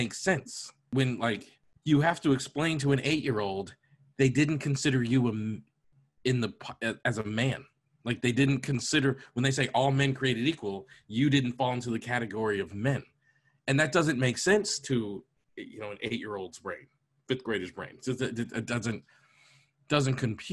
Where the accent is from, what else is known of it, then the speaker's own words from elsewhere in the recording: United States; America is a country that I was born in, raised in.